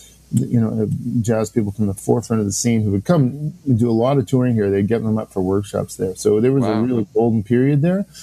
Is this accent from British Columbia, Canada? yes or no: yes; Salmon Arm, British Columbia, Canada; moved away; also born or lived in New Brunswick; I was born in New Brunswick, but grew up in a town called Salmon Arm, B.C., Interior